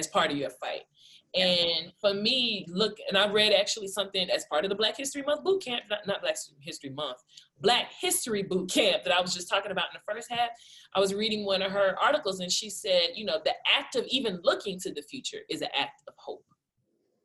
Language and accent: English; Columbia, South Carolina, United States; also born or lived in Georgetown, South Carolina / Greater Phoenix, Arizona; now in Phoenix, United States; I'm from Columbia, South Carolina, originally from Georgetown, South Carolina.